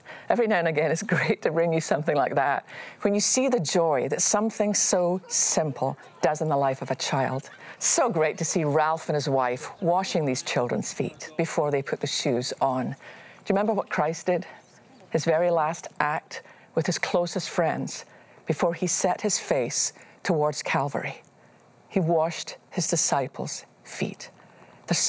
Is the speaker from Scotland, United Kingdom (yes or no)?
yes; Scotland, United Kingdom; me growing up in Scotland